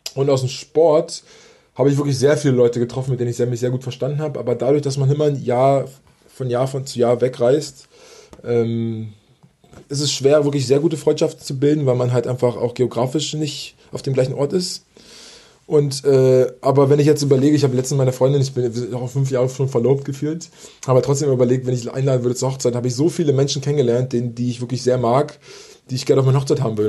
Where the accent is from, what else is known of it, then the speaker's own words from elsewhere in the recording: Berlin, Germany; also born or lived in Italy; ich komme aus Berlin, also ich wohne ja aus, in Berlin